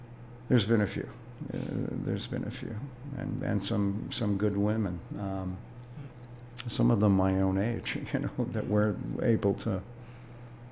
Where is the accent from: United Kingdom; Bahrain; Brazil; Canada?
Canada; Toronto, Ontario; I was raised right out of the sidewalk in East Toronto, even though I was born in the West End.